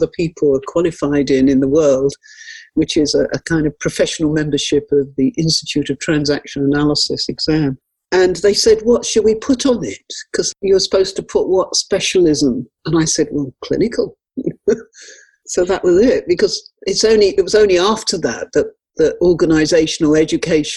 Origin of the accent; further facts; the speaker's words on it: London, United Kingdom; moved away; also born or lived in Nottingham; I come from London originally, and I've worked lived most of my life at Nottingham